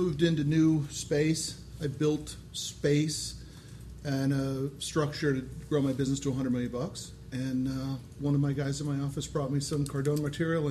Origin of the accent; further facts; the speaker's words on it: Connecticut, United States; I grew up in Connecticut